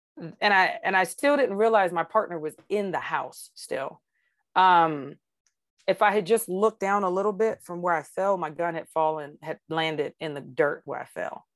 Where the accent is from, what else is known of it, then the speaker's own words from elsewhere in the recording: Georgia, United States; now in Arizona, United States; I grew up in Georgia where we have clouds